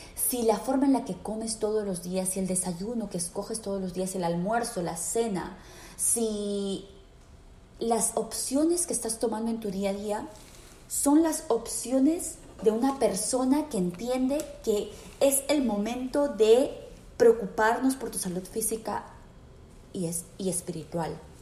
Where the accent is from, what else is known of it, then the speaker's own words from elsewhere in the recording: Peru; en mi país, en Perú